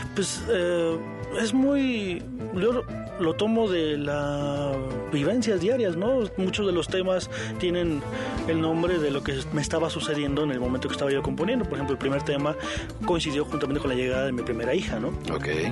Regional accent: Mexico

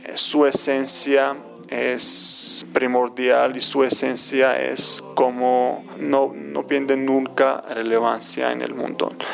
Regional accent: Tbilisi, Georgia; Spanish is a second language; moved away as an adult; now in Mexico; Soy de Tbilisi

